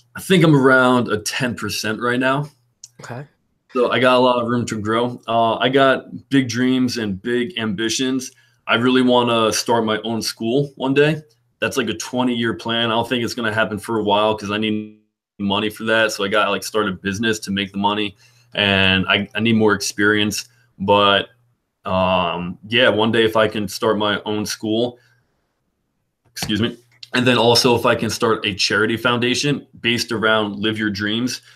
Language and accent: English; Peapack-Gladstone, New Jersey, United States; I grew up in Peapack, Gladstone, New Jersey